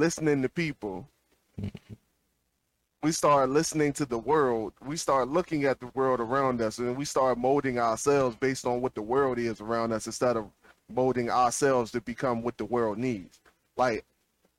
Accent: Petersburg, Virginia, United States; I was from Petersburg, Virginia

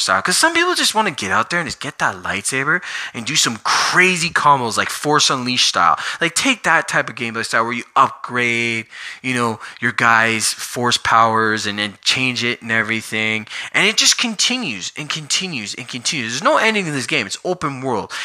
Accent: Canada; I'm from Canada.

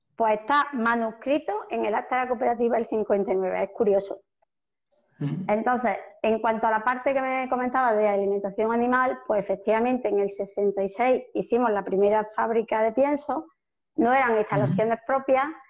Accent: north of Córdoba province, Andalusia, Spain; estamos en el norte de la provincia de Córdoba, en el norte de Andalucía

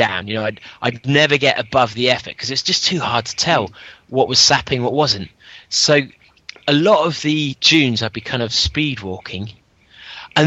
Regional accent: London, United Kingdom; I'm up in Frimsbury in London

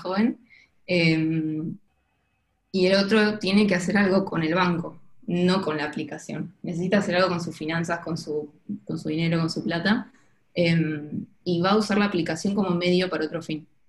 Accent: Ushuaia, Tierra del Fuego, Argentina; moved away as an adult; also born or lived in Buenos Aires / southern Argentina / Barcelona; terminamos viviendo en Ushuaia y Viví en Ushuaia hasta mis 18 años que terminé el colegio

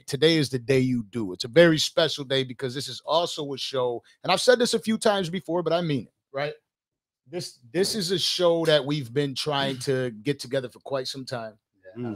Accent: Buffalo, New York, United States; I'm from Western New York and Buffalo

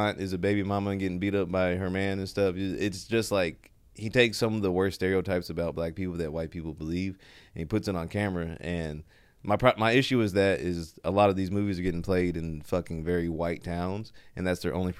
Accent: Sherman, Texas, United States; when I was in Sherman, growing up in Sherman

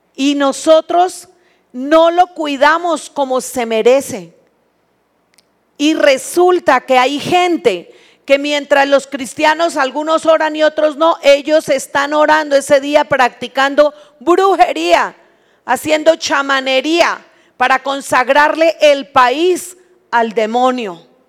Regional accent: Colombia; moved away as an adult; now in Mexico; Cuando nosotros nos vinimos de Colombia, tierra que amamos porque allá nacimos

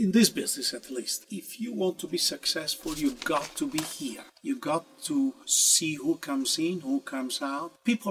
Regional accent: Italy; moved away; I was born in Italy. And I started at a younger age back in my home country in Italy

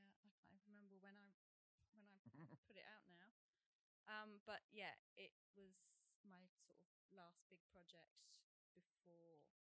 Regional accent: United Kingdom; now in New Zealand; Grew up in the UK, but lots of my family are here. I have the passport.

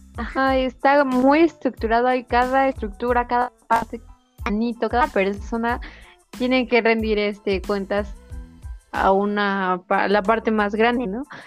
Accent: Mexico; aunque es mexicano somos nosotros

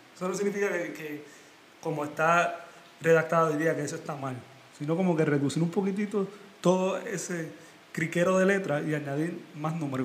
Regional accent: Puerto Rico; moved away; Yo como boricua

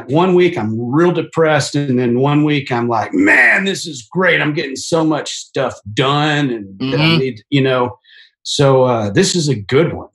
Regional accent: Fort Worth, Texas, United States; my hometown station, Justin Frazell, really, it hosted the morning show, Justin and Heather, on 95.9, based out of Fort Worth

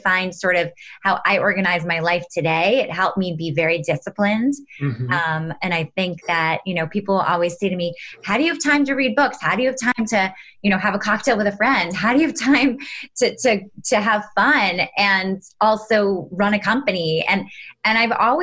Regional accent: New York City, New York, United States; I grew up in New York City, right literally in Manhattan on the 26th floor of an apartment building.

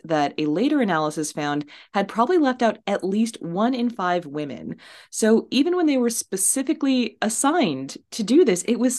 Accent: United States; speaking as an American

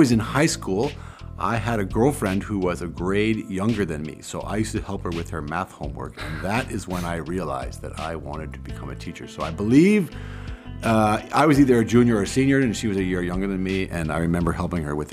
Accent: San Francisco, California, United States; moved away as an adult; also born or lived in Kenya / Bozeman, Montana; now in Berlin, Germany; I grew up in San Francisco, which was a great place to grow up

